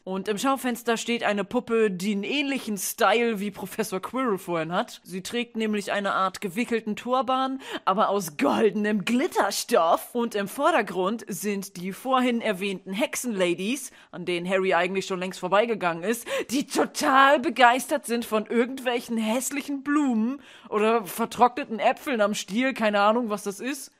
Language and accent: German; Bremen, Germany; für einen Bremer wie mich